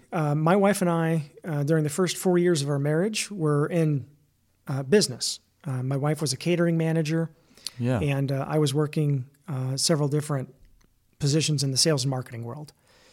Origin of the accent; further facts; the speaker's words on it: United States; You know, we're enjoying Israel. We're from the United States of America.